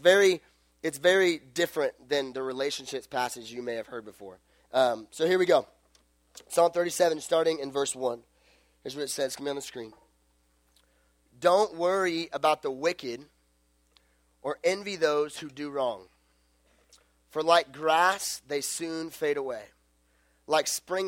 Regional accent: Las Vegas, Nevada, United States; I'm from Las Vegas.

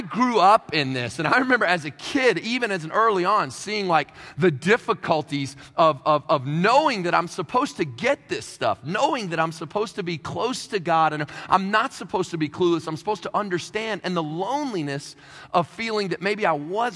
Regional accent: Kentucky, United States; now in Queens, New York, United States; I'm originally from Kentucky

